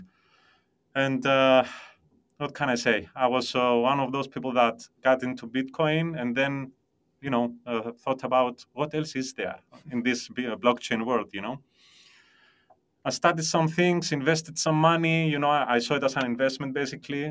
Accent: Cyprus; also born or lived in London; I was born and raised in Cyprus

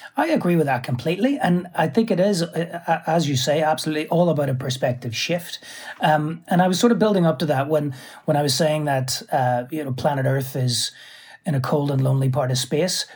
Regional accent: Belfast, Northern Ireland, United Kingdom; moved away as an adult; also born or lived in New York; I'm from Belfast

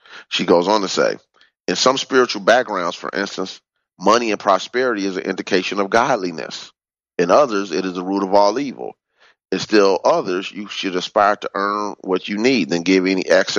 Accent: Chicago, Illinois, United States; Growing up on the South Side of Chicago

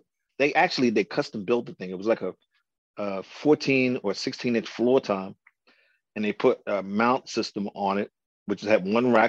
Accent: Baltimore, Maryland, United States; I grew up in Baltimore, Maryland. I was born right here in Baltimore, Maryland

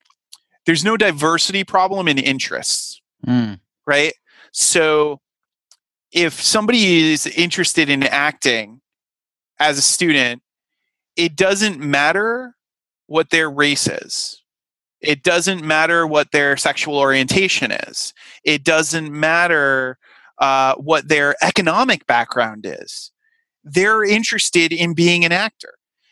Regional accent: Rhode Island, United States; I certainly had, you know, a number of jokes made about, you know, the fact that I was coming from Rhode Island and, you know, I was lucky enough to not have the Peter Griffin accent that, some of my colleagues from Rhode Island, had

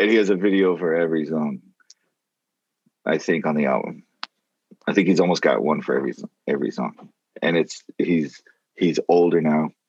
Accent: Ireland; No, I'm I'm definitely a, I'm Irish.

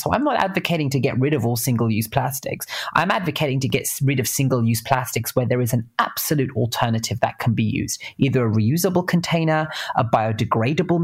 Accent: London, United Kingdom; moved away as an adult; also born or lived in California, United States; now in San Francisco, United States; I'm British. I grew up in between East London and North London.

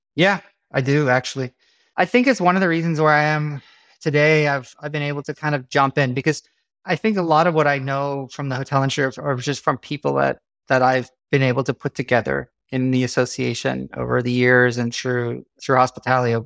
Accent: South Africa; moved away; we grew up in South Africa

